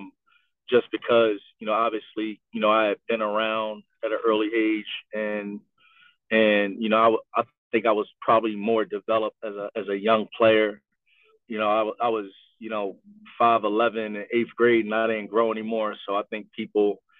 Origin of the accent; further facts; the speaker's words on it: Philadelphia, Pennsylvania, United States; I was a local guy that grew up here in the city, that had a lot of relationships and connections here in the city of Philadelphia